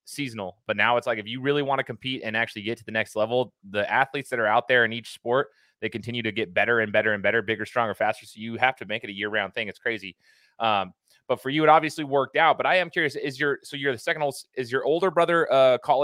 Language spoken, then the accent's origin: English; Idaho, United States; I'm from Idaho. I went to Boise State